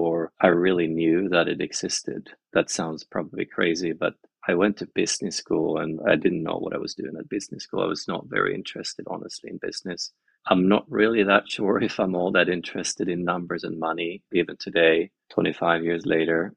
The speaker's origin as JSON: {"language": "English", "region": "west coast of Sweden", "country": "Sweden", "tie": "born or raised there", "said": "I grew up in Sweden, on the west coast of Sweden, basically right by the ocean."}